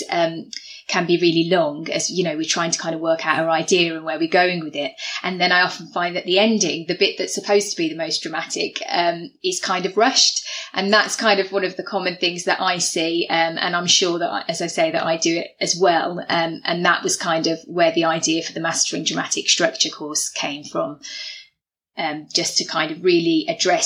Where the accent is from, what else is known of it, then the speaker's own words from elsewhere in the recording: the Black Country, near Wolverhampton, West Midlands, United Kingdom; moved away; I'm from the Black Country originally, near Wolverhampton.